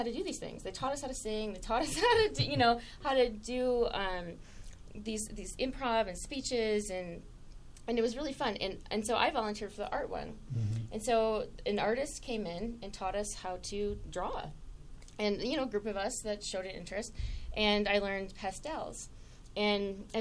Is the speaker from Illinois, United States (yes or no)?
no; Saginaw, Michigan, United States; I grew up in Michigan in a relatively small town called Saginaw.